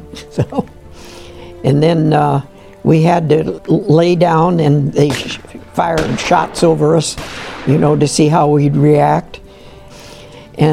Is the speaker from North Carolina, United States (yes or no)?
no; Canton, Ohio, United States; I'm from Canton, Ohio. I was born in 10/11/23